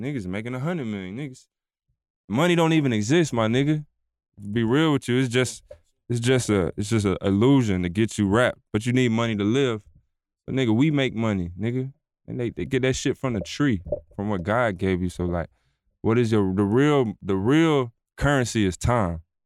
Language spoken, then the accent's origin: English; Atlanta, Georgia, United States; I'm from Atlanta, like real Atlanta. So I grew up on …, …, …, …